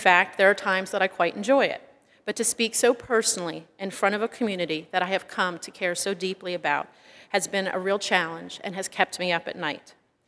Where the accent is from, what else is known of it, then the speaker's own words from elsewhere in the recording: Pennsylvania, United States; moved away as an adult; now in California, United States; I am a temporary member of the California Lutheran community. I left my home state of Pennsylvania and drove by myself to the state of California. So I've only been a member here since last August.